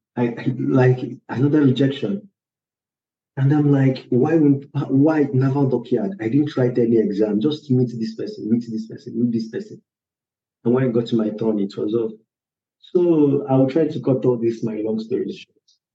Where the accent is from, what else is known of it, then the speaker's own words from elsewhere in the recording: Nigeria; now in Poland; I'm a Nigerian, but I'm living in Poland